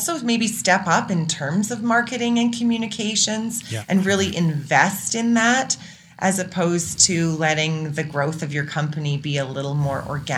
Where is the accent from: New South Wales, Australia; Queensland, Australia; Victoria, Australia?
New South Wales, Australia; Sydney; also born or lived in Calgary / Netherlands; now in Canada; Well, I was born in Calgary, and I always say, like, I left a number of times and then have come back again. So nice. I grew up as a kid in Sydney, Australia. As an oil and gas brat.